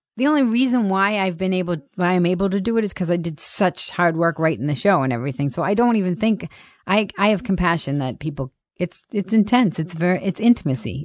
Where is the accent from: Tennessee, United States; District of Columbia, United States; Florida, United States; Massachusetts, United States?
Massachusetts, United States; Boston; I grew up in Boston